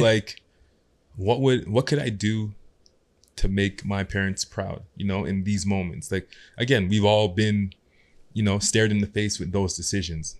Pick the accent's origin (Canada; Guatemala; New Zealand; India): Canada; Toronto, Ontario; also born or lived in Ottawa; Growing up in Ottawa, moved to Scarborough.